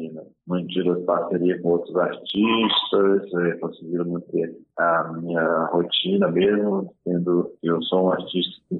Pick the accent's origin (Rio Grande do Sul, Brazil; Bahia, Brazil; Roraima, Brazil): Roraima, Brazil; Normandia; Eu nasci ali, cresci